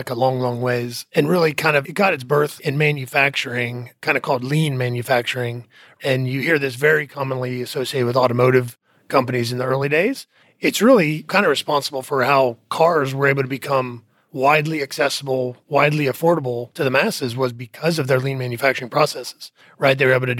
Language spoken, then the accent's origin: English; Indiana, United States; moved away as an adult; I'm from Indiana, okay. Originally. And then, like I said, when I graduated school, moved down to Texas and have been in Texas ever since.